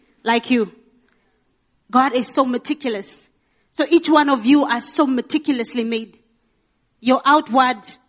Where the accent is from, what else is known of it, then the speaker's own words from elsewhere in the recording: Rundu, Kavango East, Namibia; I look like I'm from Windhoek, but I know I'm from Rundu